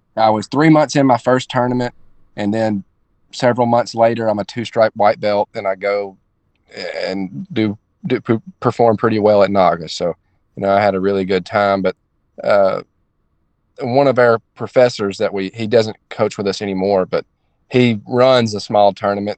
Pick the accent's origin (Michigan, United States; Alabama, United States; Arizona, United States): Alabama, United States; Northeast; now in Daytona Beach, United States; I'm from I'm from Northeast Alabama. Like I said, I train in Daytona Beach, but I'm from just absolute rural Alabama.